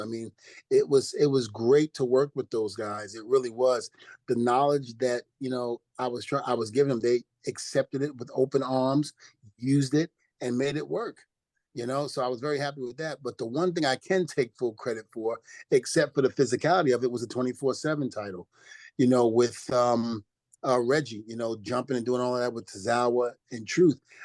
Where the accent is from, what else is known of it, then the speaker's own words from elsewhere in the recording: New Rochelle, New York, United States; also born or lived in Brooklyn, New York; I grew up in New Rochelle. Even though I'm from Brooklyn, New York, I mm-hmm. spent a little time in New Rochelle, New York